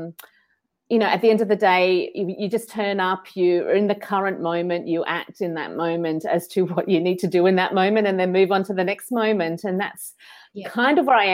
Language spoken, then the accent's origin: English; Sunshine Coast, Queensland, Australia; moved away; I'm actually from the Sunshine Coast but moved across the country.